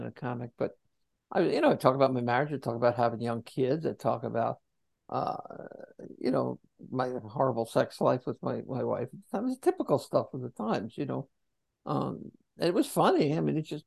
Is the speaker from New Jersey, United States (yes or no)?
yes; New Jersey, United States; Born and raised in Jersey